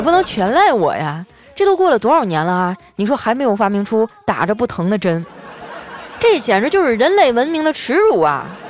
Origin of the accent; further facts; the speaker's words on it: Northeast China, China; 身为一个东北人